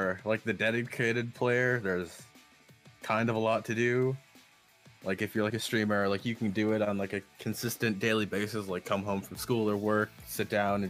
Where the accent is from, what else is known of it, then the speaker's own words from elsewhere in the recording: Midwest, United States; I'm from the Midwest, so, like, we ground everything in ranch.